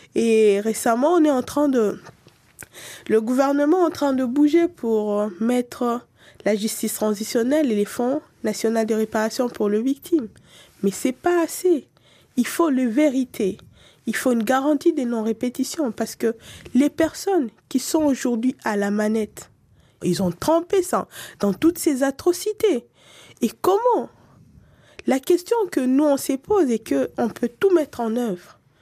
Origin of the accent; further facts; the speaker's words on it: DR Congo; en tant que Congolaise, en tant que quelqu'un qui aime son pays